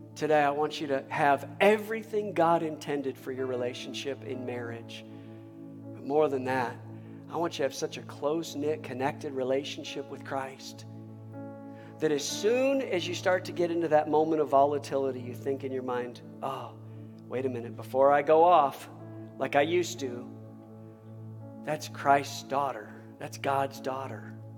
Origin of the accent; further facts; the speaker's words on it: Michigan, United States; moved away as an adult; also born or lived in Texas; I was raised in Michigan